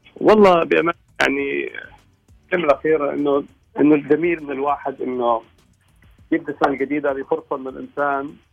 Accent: Oman; هنا عندنا في عمان

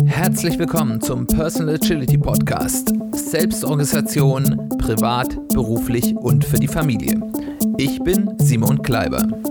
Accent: Germany; wir als Deutsche

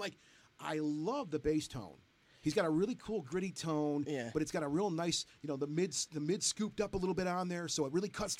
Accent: Detroit, Michigan, United States; we're from the Detroit area here.

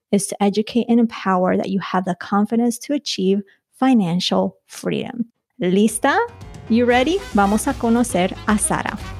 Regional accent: Colombia; moved away; yo nací en Colombia

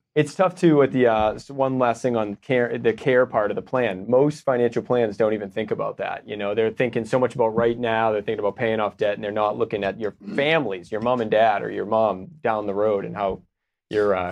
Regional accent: Boston, Massachusetts, United States; moved away as an adult; now in Austin, United States; I'm from Boston.

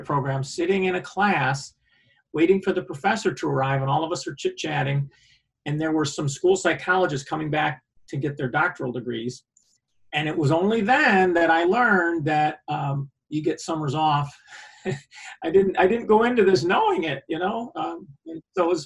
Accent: Liverpool, New York, United States; I grew up in central New York, Syracuse area, Onondaga County. I grew up in Liverpool

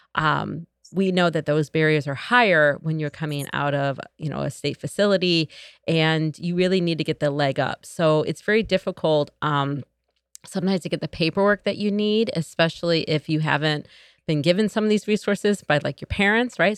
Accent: Joliet, Illinois, United States; moved away as an adult; I was born and raised here in Joliet

